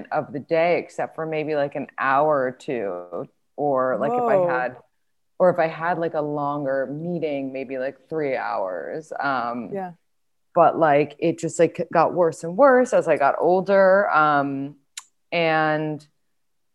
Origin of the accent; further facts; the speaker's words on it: New York City, New York, United States; I grew up in New York City and like everything was so fast paced